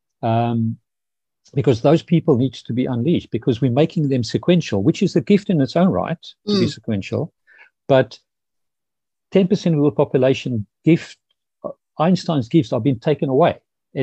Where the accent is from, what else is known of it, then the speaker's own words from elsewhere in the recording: Pretoria, Gauteng, South Africa; moved away; I grew up in South Africa in the 60s, 70s